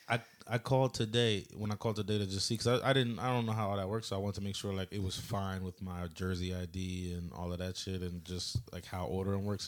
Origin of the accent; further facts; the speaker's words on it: near Philadelphia, Pennsylvania, United States; moved away; I'm from Philly, but I grew up in, like, a, about an hour north or south, whatever, somewhere, somewhere near Philly, an hour away